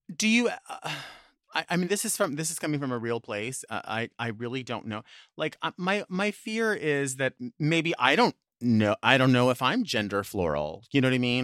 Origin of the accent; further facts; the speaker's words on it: Long Beach, California, United States; it's kind of like my hometown